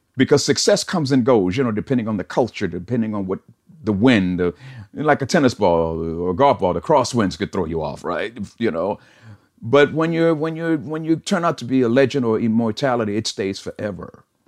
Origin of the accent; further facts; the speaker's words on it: Chicago, Illinois, United States; moved away as an adult; now in California, United States; we came from Chicago, which brought a certain sensibility